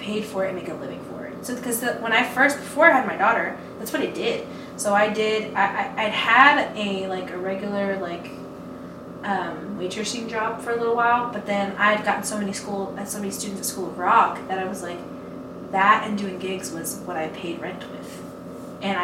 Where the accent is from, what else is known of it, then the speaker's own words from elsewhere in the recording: Levelland, Texas, United States; now in Lubbock, United States; I'm from Levelland. I'm from here